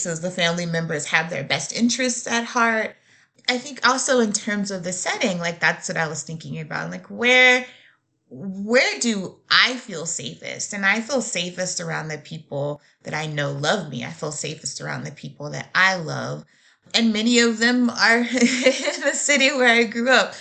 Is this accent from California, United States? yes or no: no; Shreveport, Louisiana, United States; now in Nashville, United States; I grew up in Louisiana